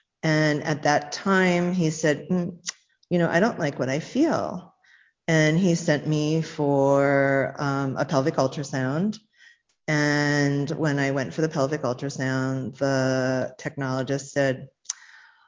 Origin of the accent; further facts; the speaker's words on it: New York City, New York, United States; I was born in Brooklyn, New York